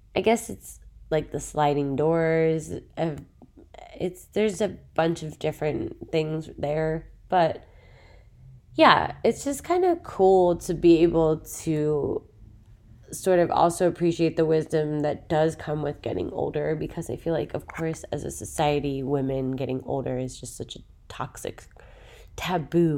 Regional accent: Philadelphia, Pennsylvania, United States; moved away as an adult; now in Los Angeles, United States; I'm originally from Philadelphia

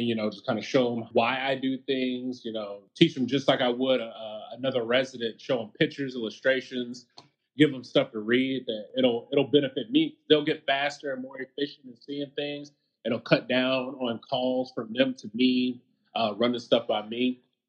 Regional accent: Huntsville, Alabama, United States; Huntsville, Alabama.

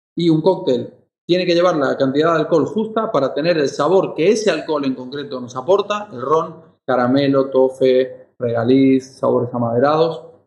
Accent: Mallorca, Balearic Islands, Spain; also born or lived in Argentina; yo soy argentino, pero criado aquí en Mallorca, en mi lugar en el mundo

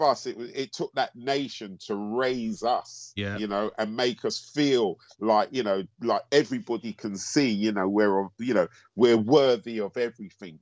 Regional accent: London, United Kingdom; also born or lived in Antigua; I'm from North London

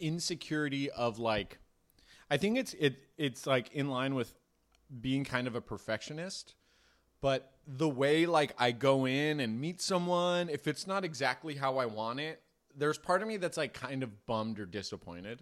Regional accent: Marin, California, United States; I grew up in Marin

